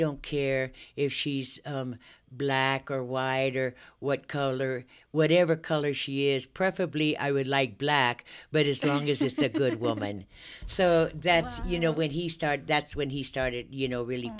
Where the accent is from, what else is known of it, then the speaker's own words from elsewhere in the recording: Long Beach, California, United States; moved away as an adult; now in Bakersfield, United States; I was born in Long Beach, California. I always grew up, you know, in a diverse neighborhood around blacks and whites